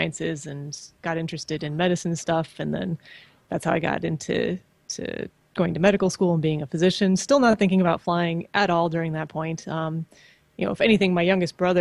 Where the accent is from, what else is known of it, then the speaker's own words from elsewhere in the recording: just outside of Chicago, Illinois, United States; I grew up in just outside of Chicago